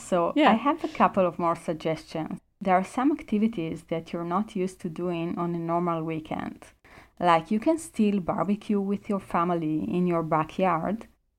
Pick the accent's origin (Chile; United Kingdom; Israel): Israel; I'm from Israel and most people don't really celebrate Christmas there.